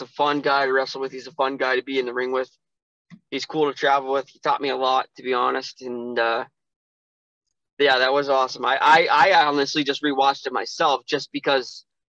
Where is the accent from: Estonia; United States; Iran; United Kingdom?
United States; Montana; moved away; also born or lived in Erie, Pennsylvania; I was born and raised in Montana